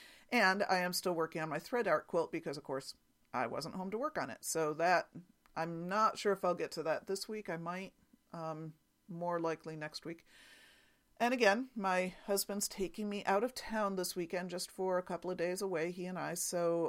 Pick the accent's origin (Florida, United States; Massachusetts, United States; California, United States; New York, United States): New York, United States; Penn Yan; accent: New York; I grew up in Penn Yan, so it must be that I recognize that old familiar New York accent.